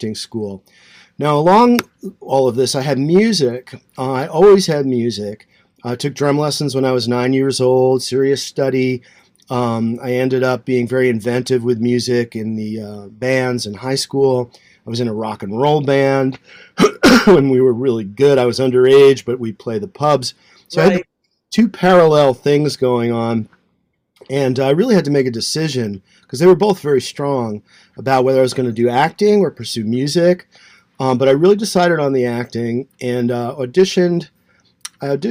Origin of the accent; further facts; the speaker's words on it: Rockland County, New York, United States; also born or lived in Queens, New York; we moved from Queens to a suburb, Rockland County, New York.